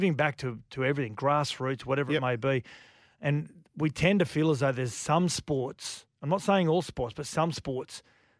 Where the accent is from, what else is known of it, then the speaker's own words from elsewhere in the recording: Australia; I feel ashamed almost as an Aussie